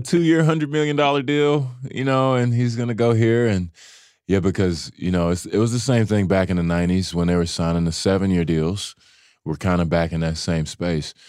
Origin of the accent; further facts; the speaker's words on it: Dallas, Texas, United States; I'm from Dallas